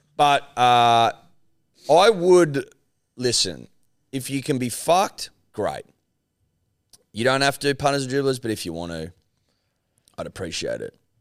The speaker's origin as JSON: {"language": "English", "country": "Australia", "said": "I like to think of ourselves as unapologetically Australian"}